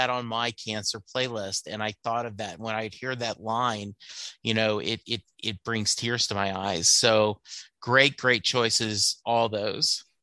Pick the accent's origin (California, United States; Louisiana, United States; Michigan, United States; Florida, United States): Louisiana, United States; moved away as an adult; now in Dallas, United States; I was born in Louisiana my dad was in the army, moved around a lot, but by the time I was in the eighth grade, we had settled back in Louisiana. I stayed, that was probably 71, 72. I stayed in Louisiana till 86